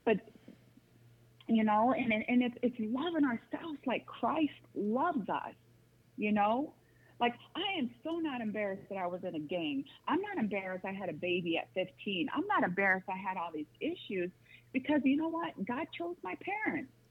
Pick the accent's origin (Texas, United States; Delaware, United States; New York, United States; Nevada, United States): Nevada, United States; Las Vegas; moved away as an adult; also born or lived in Grand Rapids, Michigan; I, I went to elementary, middle school, and high school in Las Vegas, Nevada, and I moved to Grand Rapids, Michigan in 2006